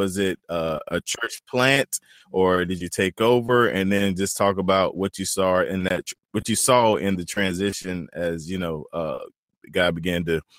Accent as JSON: {"language": "English", "region": "North Carolina", "country": "United States", "moved": "yes", "lives_now": "South Carolina, United States", "said": "I'm from North Carolina. I live in South Carolina, but I'm from North Carolina."}